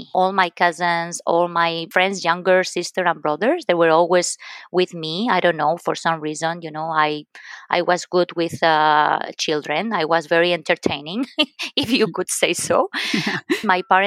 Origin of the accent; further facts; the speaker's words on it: Valencia, Valencian Community, Spain; English is a second language; moved away as an adult; also born or lived in Lyon, France; I was born and raised in Spain from the Mediterranean coast. Very beautiful place called Valencia.